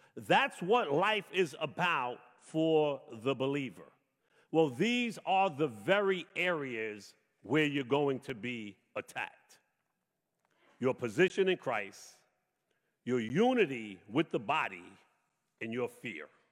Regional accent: New York City, New York, United States; I grew up in Brooklyn, the oldest of eight children

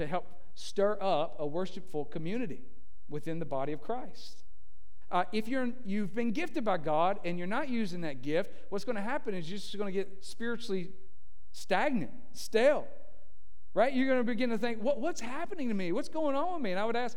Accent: Tennessee, United States; moved away; we're from Tennessee

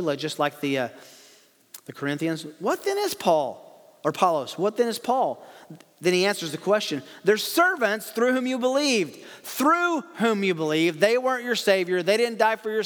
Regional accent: the South, United States; I grew up in the South

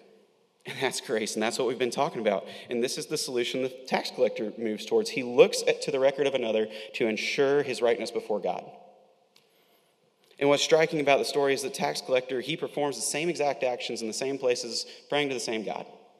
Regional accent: Winter Haven, Florida, United States; growing up in Polk County in Winter Haven, plenty of us are familiar with orange groves

